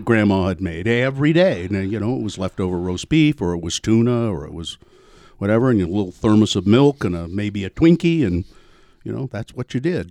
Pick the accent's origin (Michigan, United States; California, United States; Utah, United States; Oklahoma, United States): Utah, United States; Ogden; growing up in Ogden.